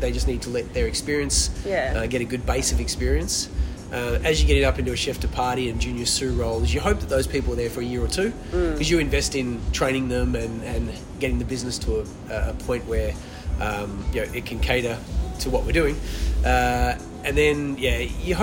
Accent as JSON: {"language": "English", "town": "Melbourne", "region": "Victoria", "country": "Australia", "tie": "born or raised there", "also_born_or_lived": "Perth", "said": "growing up in Australia, when I did, it became very multicultural very quickly in the 70s and 80s. I was in the northern suburbs boy"}